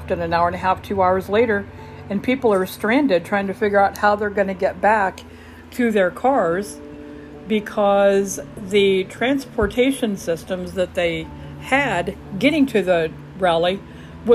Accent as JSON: {"language": "English", "area": "Omaha, Lincoln, Grand Island area", "region": "Nebraska", "country": "United States", "tie": "born or raised there", "moved": "as an adult", "lives_now": "Huntsville, United States", "said": "I am originally from the Omaha, Lincoln, Grand Island area all of my life"}